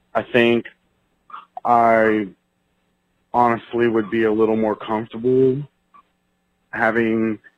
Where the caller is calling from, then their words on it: Houston, Texas, United States; I'm calling from Houston, Texas.